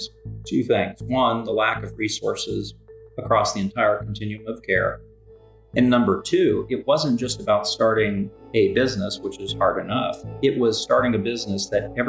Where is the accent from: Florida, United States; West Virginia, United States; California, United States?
West Virginia, United States; Morgantown; also born or lived in Smithville, Pennsylvania; I grew up in Morgantown, West Virginia. Was born in Morgantown, lived right across the border in southwestern PA, small town called